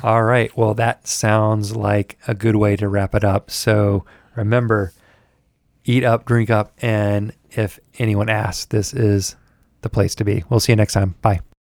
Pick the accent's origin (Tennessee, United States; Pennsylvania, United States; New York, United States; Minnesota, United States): Tennessee, United States; Memphis; moved away; I'm from Memphis